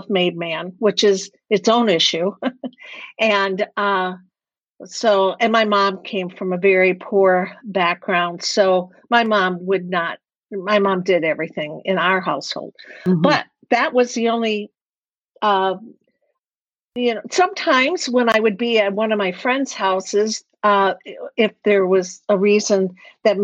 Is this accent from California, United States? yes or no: no; Detroit, Michigan, United States; I actually grew up in a very affluent suburban community of Detroit